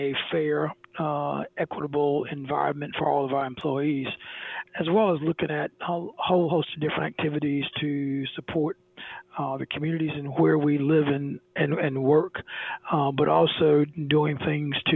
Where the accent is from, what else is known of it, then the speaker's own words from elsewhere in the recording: South Alabama, United States; growing up in South Alabama in the late 50s and 60s